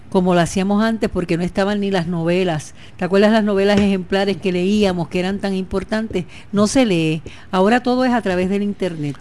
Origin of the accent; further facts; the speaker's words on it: San Sebastián, Puerto Rico; Yo siempre he dicho que soy pepiniana, nunca he dicho que soy de otro sitio. Soy de San Sebastián